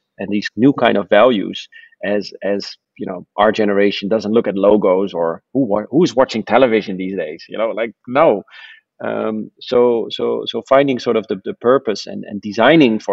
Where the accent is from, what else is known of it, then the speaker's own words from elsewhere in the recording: Netherlands; I'm from the Netherlands, so we live mostly below sea level